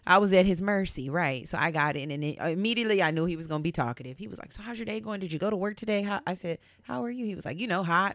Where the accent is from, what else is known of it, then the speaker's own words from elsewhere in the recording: Southern California, United States; I grew up here in SoCal